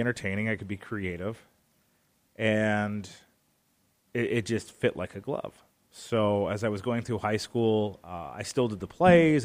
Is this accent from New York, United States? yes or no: no; Arizona, United States; also born or lived in Hammond, Indiana; I was about five years old when they officially separated, and instead of going to live with one or the other, uh, my sister and I, we were sent to beautiful Arizona to live with my grandparents